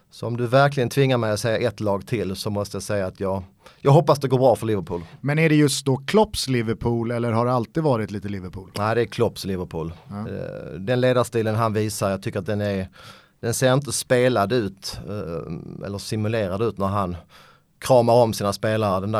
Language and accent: Swedish; Skåne, Sweden; accent: Scanian; Eh, skånska, svenska, lite polska jag är halvpolack, min mamma är född i Polen.